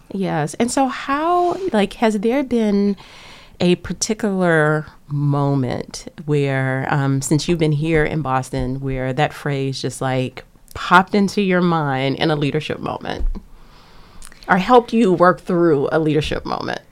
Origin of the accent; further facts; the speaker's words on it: Lake Charles, Louisiana, United States; now in Cambridge, United States; I am from Lake Charles, Louisiana, on the bayou. Um, grew up there